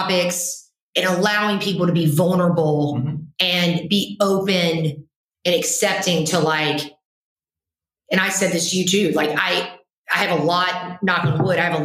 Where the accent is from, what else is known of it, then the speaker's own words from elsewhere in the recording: Chattanooga, Tennessee, United States; moved away as an adult; also born or lived in the North (US); born and raised in Chattanooga